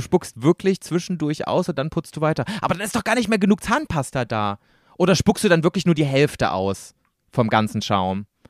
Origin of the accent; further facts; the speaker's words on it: East Germany, Germany; Ich komme aus dem Osten